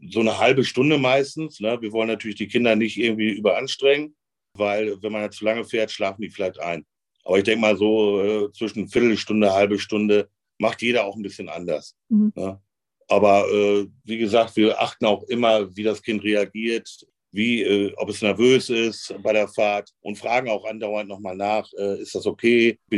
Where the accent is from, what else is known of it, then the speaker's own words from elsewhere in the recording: North Rhine-Westphalia, Germany; ich komme aus dem Münsterland